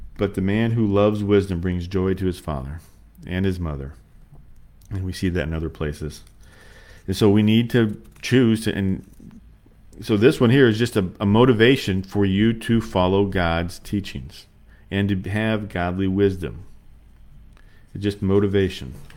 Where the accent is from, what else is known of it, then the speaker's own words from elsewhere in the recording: United States; we come from America